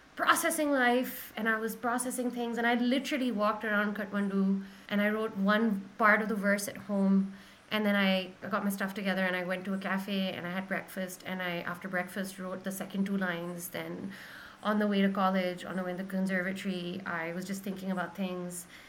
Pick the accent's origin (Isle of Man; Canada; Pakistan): Pakistan; also born or lived in Malaysia; I'm still Pakistani